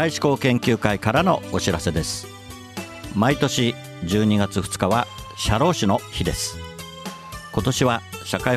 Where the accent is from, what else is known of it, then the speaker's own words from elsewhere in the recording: Ibaraki, Japan; すけど、はい、そこは茨城出身なんですよねそこ